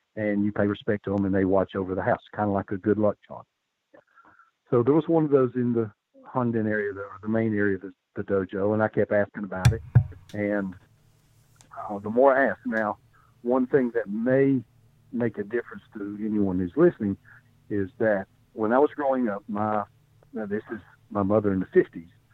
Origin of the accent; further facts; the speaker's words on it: Appalachia, United States; also born or lived in Bristol, Tennessee; I'm from Appalachia